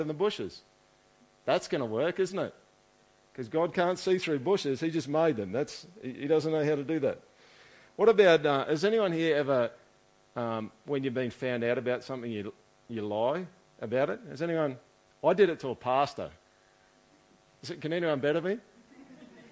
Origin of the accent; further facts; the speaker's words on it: Australia; I'm like dude from Australia who we've never heard of before, who lives in a city that's got 100,000 people in it.